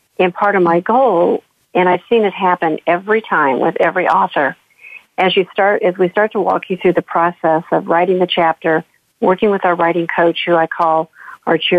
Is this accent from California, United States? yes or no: no; St. Louis, Missouri, United States; As someone in my 60s who has grown up and lived and worked and had a career and now have a business of my own in the Midwest, or in St. Louis